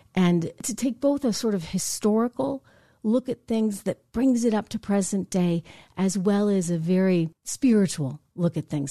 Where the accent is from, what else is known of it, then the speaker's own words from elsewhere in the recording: United States; We are American. We're not Canadian, we're not South American, we're not Latin American, we are American